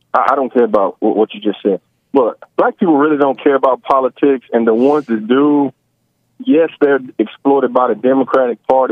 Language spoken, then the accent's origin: English; United States; now in Kentucky, United States; I'm from America.